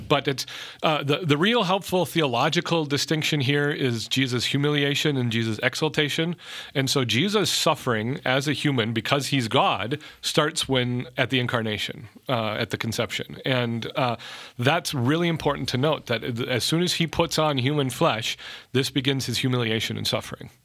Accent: North Dakota, United States; growing up in North Dakota

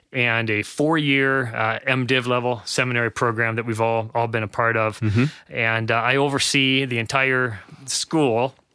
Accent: Lake Preston, South Dakota, United States; I'm 47 years old, which is hard to imagine. I still feel fairly young, and that's not anyway. But I grew up in Lake Preston, South Dakota, a little town in South Dakota.

